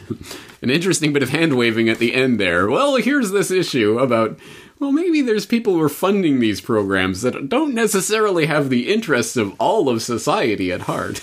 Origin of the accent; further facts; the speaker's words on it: Canada; I was living in as a young child growing up in Canada